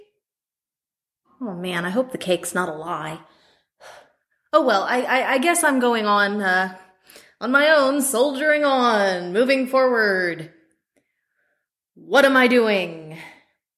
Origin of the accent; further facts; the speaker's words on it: the South, United States; accent: drawl; growing up in the South. I can do the drawl